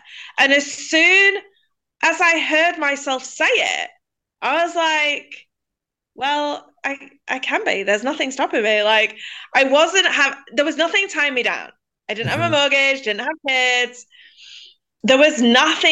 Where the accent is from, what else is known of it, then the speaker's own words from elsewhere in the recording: England, United Kingdom; I'm from England